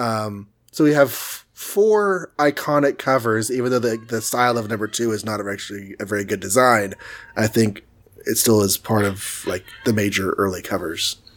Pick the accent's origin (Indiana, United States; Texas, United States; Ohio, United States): Texas, United States; I'm from Texas